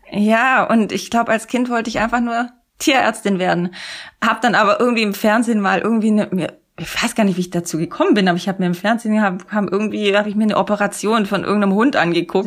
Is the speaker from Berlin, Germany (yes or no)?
no; Sindelfingen, Baden-Württemberg, Germany; in Sindelfingen, Böbling, wo ich herkomme